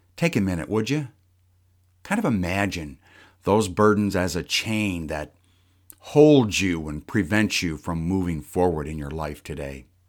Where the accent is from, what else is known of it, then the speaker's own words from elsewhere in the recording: United States; as an American